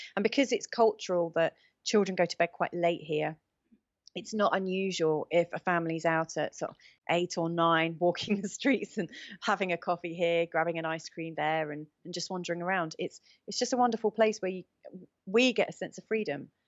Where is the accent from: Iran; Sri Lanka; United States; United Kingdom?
United Kingdom; England; moved away as an adult; now in Portugal; growing up in England, say, thirty years ago